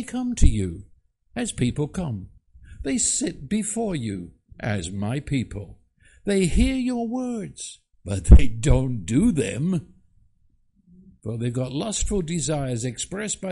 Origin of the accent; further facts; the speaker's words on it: England, United Kingdom; moved away; I was raised in England